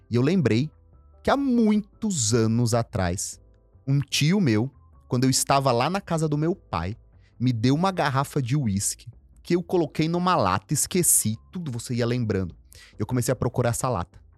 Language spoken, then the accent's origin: Portuguese; Northeast Region, Brazil; Eu tenho muitos na minha família assim. Eu vim do Nordeste.